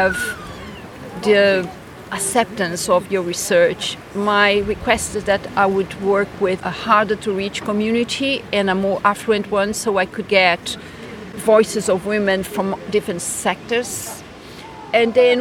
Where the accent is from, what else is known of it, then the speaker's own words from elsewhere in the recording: Brazil; moved away as an adult; now in Scotland; I am Brazilian